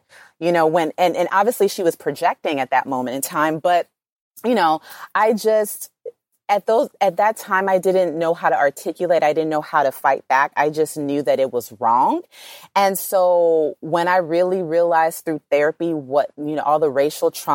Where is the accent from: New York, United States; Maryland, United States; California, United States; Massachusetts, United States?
California, United States; Los Angeles; I come from South Central